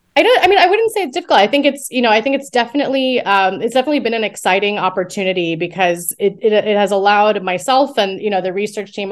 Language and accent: English; United States; moved away as an adult; also born or lived in Morocco / Thailand / Cambodia; now in United Kingdom; I'm originally from the United States, um, and you know did my did my early education there and my bachelor's degree there